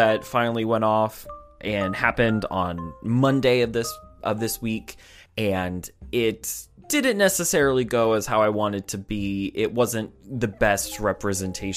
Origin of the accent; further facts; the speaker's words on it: United States; as an American